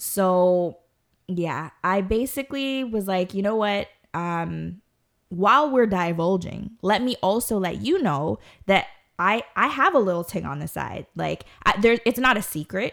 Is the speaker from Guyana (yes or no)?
yes; Guyana; I myself am Guyanese